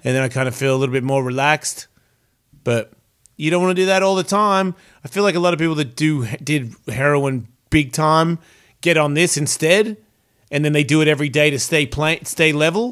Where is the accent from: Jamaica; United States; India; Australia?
Australia; moved away; I'm Australian